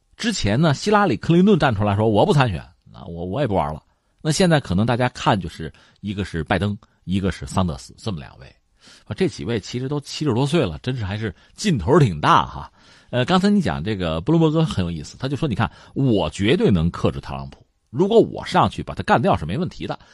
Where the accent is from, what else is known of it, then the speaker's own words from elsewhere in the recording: China; 我们中国人